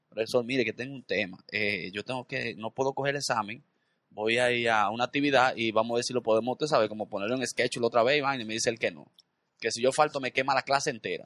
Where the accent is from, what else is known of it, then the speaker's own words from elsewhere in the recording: Dominican Republic; yo nací, y me crié en la Independencia